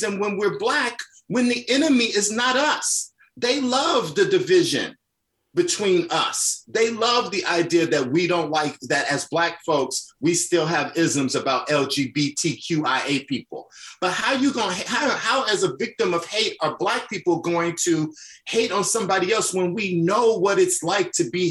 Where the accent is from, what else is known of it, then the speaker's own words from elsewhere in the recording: Chicago, Illinois, United States; I'm from the South Side of Chicago. I was that little Black gay kid that was bullied